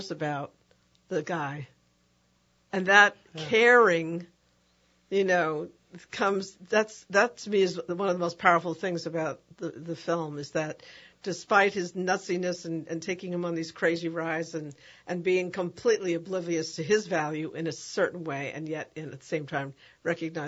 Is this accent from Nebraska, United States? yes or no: no; New York City, New York, United States; moved away; I'm from the Bronx. And originally, that's where I was raised